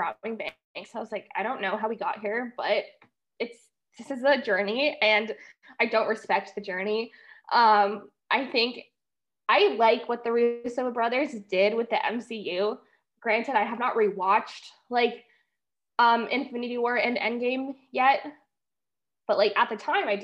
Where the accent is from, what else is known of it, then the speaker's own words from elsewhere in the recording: Canada; As an Anglo-Canadian